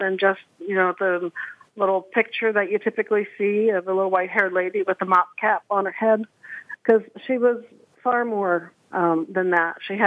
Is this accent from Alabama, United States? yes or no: no; Baltimore, Maryland, United States; my hometown of Baltimore